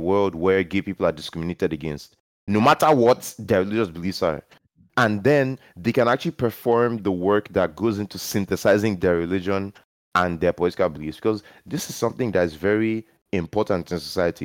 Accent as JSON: {"language": "English", "country": "Nigeria", "tie": "born or raised there", "said": "growing up in Nigeria"}